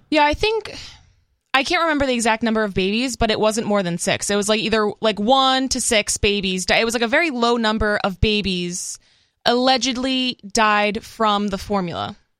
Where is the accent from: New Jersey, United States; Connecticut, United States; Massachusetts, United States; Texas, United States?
Massachusetts, United States; now in Los Angeles County, United States; I'm originally from Massachusetts, so I guess to me that feels more like home